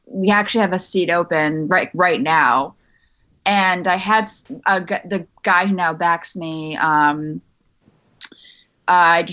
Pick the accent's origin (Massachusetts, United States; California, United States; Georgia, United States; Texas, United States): Massachusetts, United States; right outside of Boston; moved away as an adult; also born or lived in New York; I grew up in Mass, right outside of Boston. Left when I was 18, went to school in New York, and was in New York for 6 years.